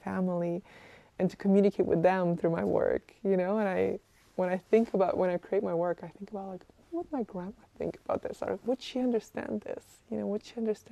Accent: Kazakhstan; now in Canada; I was born and raised in Kazakhstan

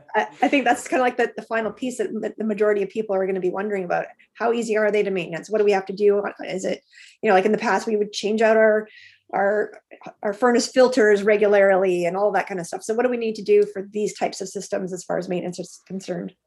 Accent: Alberta, Canada; moved away; I grew up in Alberta, and the water there is much different than it is here.

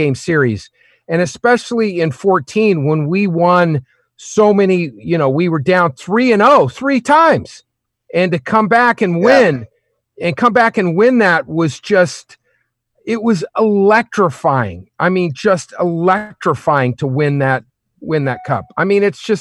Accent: Oklahoma, United States; moved away as an adult; now in Los Angeles, United States; I grew up in Oklahoma. So we had Oklahoma City Blazers hockey

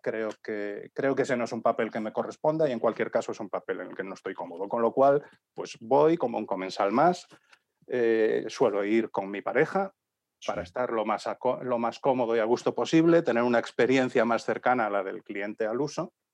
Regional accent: Galicia, Spain; moved away as an adult; also born or lived in Vigo / Santiago de Compostela / Madrid / Seville; yo soy gallego y había vivido en distintas zonas de Galicia. Yo nací en Vigo, pero mis padres trabajaban allí. Me trasladé cuando tenía 10

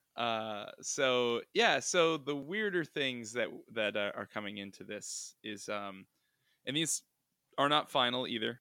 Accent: New England, United States; I'm from New England

